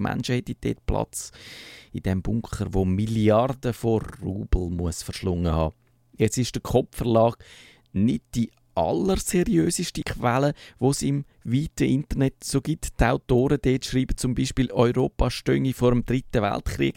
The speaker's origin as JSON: {"language": "German", "country": "Switzerland", "said": "wir Schweizer"}